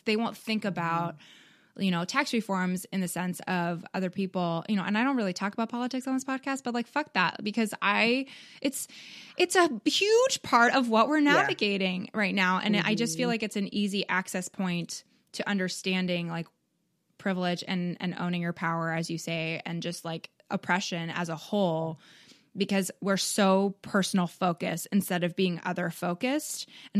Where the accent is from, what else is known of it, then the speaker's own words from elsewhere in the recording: Canada; now in United States; Like I'm from Canada